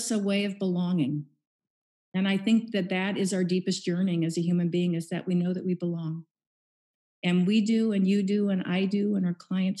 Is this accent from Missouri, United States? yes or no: yes; Kansas City, Missouri, United States; moved away as an adult; also born or lived in San Diego; I was born and raised in Kansas City